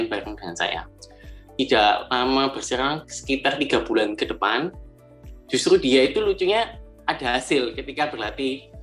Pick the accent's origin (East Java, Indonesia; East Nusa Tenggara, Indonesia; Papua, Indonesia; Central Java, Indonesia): East Java, Indonesia; Malang; Uh, saya asal Malang dan sekarang juga tinggal di Malang.